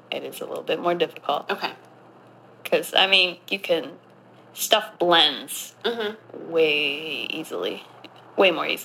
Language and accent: English; Southwest, United States; Oh God! I grew up